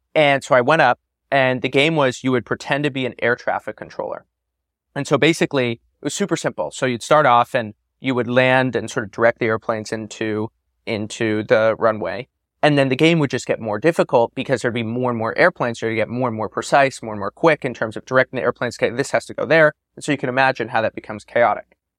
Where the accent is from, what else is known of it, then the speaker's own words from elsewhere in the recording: San Francisco, California, United States; Growing up in Silicon Valley during this time of a tremendous boom, I grew up in San Francisco, born in '94